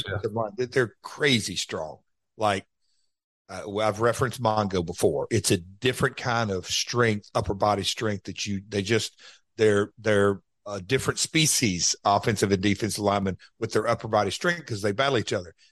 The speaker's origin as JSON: {"language": "English", "country": "United States", "said": "I'm an American"}